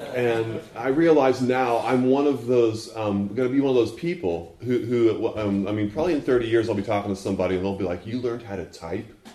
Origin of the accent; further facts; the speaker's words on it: Texas, United States; moved away; also born or lived in Fort Worth, Texas / Houston, Texas; I was born in Fort Worth and went to college in East Texas and lived in Houston until I was seven